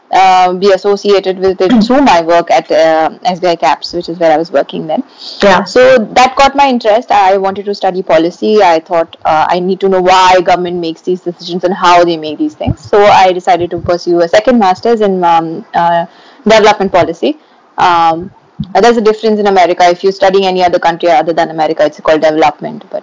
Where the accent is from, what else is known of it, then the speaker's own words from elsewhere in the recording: Mumbai, Maharashtra, India; moved away as an adult; I was going from Bombay to Durham.